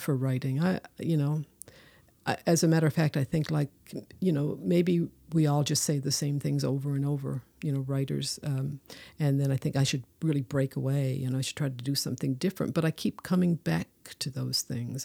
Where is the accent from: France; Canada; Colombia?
Canada; Newfoundland and Labrador